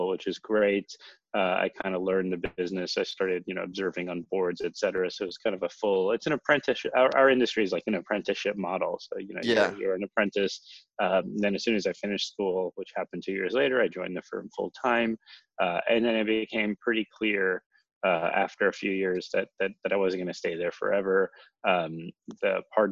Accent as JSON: {"language": "English", "region": "East Coast", "country": "United States", "tie": "born or raised there", "also_born_or_lived": "California / Seattle", "moved": "as an adult", "said": "Grew up on the East Coast"}